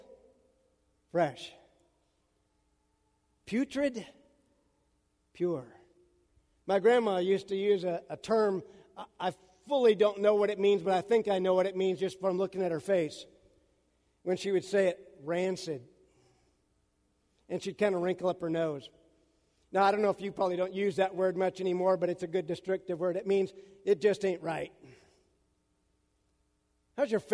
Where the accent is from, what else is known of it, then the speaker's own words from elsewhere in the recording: Central Washington, United States; I grew up in Central Washington